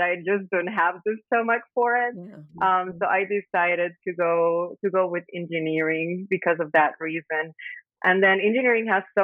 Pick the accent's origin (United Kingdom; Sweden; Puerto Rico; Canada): Puerto Rico; San Juan; also born or lived in Bayamón, Puerto Rico; I was born and raised in Puerto Rico